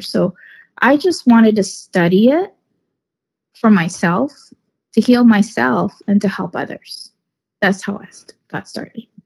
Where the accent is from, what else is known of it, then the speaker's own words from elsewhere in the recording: Northern California, United States; I'm from Northern California. I live in Northern California